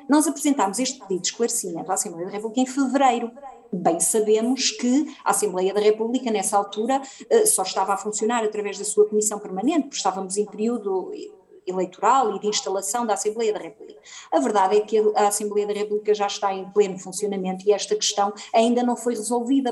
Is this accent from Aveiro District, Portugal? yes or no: yes; Oliveira de Azeméis, Aveiro District, Portugal; estou em Oliveira das Meias, de onde sou natural